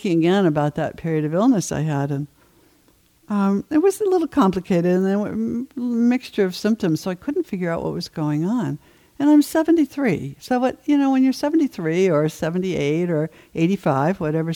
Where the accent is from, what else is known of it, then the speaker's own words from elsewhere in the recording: Maine, United States; moved away; I did a lot of my growing up in Maine